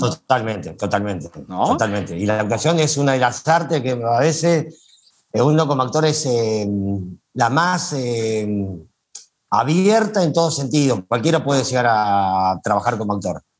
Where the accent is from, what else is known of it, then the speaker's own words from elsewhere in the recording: Villa de las Rosas, Córdoba, Argentina; moved away as an adult; also born or lived in Buenos Aires; now in Mexico; yo nací en Córdoba, eh, el lugar se llama Valle detrás la Sierra, es un valle que está atrás la Sierra, detrás, eh, y el lugar se llama Villa de las Rosas